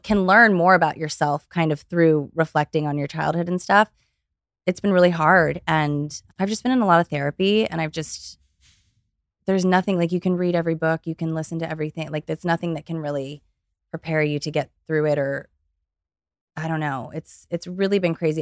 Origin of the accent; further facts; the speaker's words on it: Ohio, United States; now in Los Angeles, United States; I grew up in Ohio.